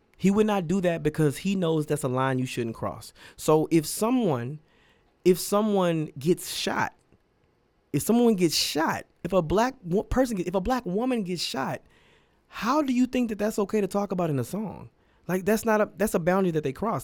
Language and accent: English; Lake Jackson, Texas, United States; moved away; also born or lived in Austin, Texas; I was born and raised in Lake Jackson, Texas.